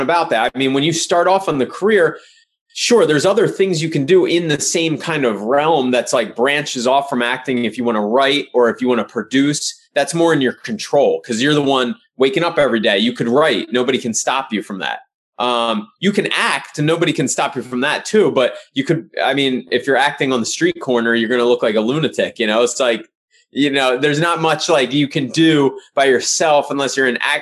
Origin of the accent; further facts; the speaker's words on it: Pottstown, Pennsylvania, United States; moved away; where I grew up in Pottstown, Pennsylvania